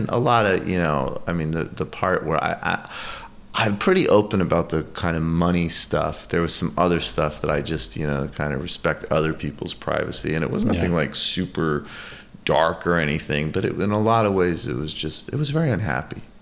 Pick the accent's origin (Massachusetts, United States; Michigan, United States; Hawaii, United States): Massachusetts, United States; Western Mass, rural; also born or lived in New York; I grew up mostly in Massachusetts, mostly in rural Massachusetts.